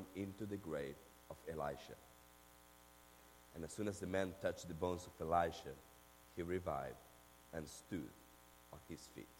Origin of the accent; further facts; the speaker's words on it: Argentina; English is a second language; now in Memphis, United States; I'm from Argentina